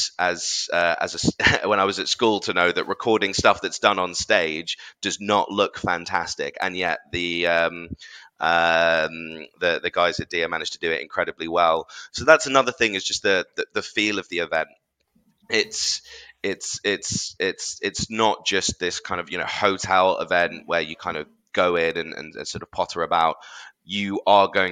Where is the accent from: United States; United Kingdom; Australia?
United Kingdom; London; as a Londoner